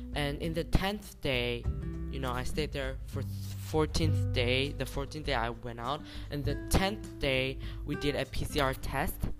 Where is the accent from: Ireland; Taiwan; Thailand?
Taiwan; I'm from Taiwan.